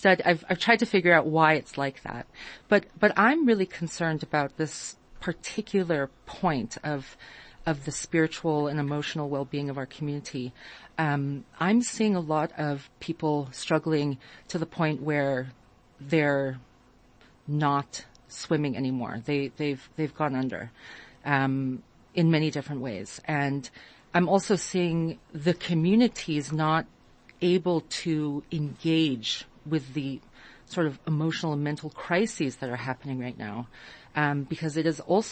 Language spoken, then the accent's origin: English; California, United States; moved away as an adult; also born or lived in Israel; now in South Africa; I grew up in California